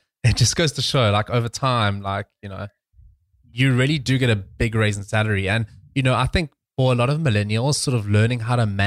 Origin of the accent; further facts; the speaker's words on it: South Africa; moved away as an adult; I was from South Africa